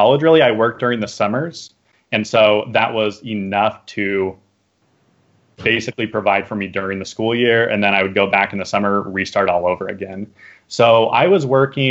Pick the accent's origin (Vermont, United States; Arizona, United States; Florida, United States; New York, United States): Arizona, United States; moved away as an adult; I'm from Arizona